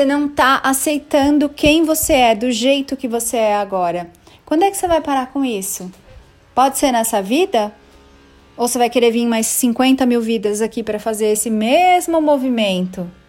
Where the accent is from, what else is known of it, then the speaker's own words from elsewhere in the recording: Bangu, Rio de Janeiro, Brazil; born there; now in São Paulo, Brazil; Ai, nasci em Bangu. Verdade. Ai, meus pais nunca tiveram um trabalho